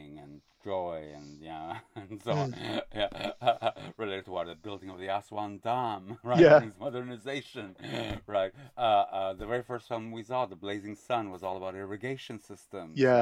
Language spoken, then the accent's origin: English; Quebec, Canada; I grew up in Quebec